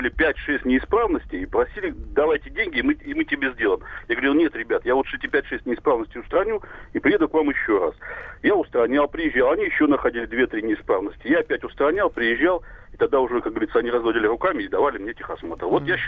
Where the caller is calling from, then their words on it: Novosibirsk, Novosibirsk Oblast, Russia; Здравствуйте, я из Новосибирска, вам звоню